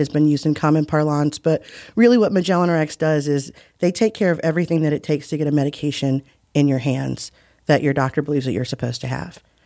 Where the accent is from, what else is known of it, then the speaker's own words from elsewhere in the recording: United States; my family is Muskogee and Creek and African, whereas, you know, we're just as American as it comes